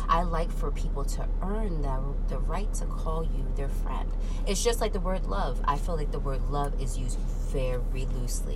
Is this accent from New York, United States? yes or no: yes; New York, United States; I grew up in New York